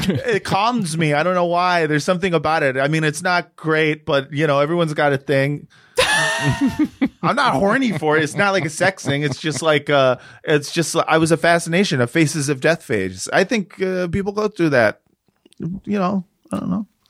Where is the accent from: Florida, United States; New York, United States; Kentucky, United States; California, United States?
California, United States; Los Angeles; From here, from Los Angeles